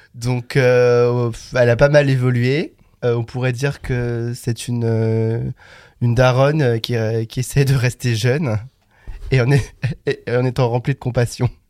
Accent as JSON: {"language": "French", "town": "Le Creusot", "region": "Bourgogne-Franche-Comté", "country": "France", "tie": "born or raised there", "said": "j'ai grandi euh, en pleine Bourgogne, plus précisément en Saône-et-Loire, donc dans une petite ville de 20 000 habitants, donc le Creusot"}